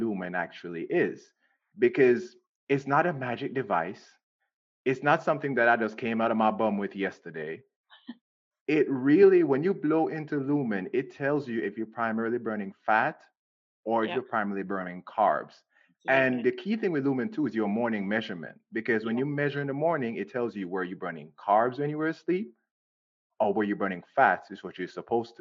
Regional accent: Jamaica; born and raised in Jamaica, ate fruits all my life.

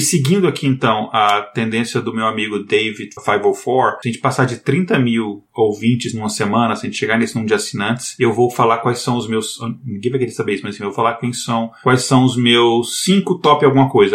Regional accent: Brazil; a gente é brasileiro

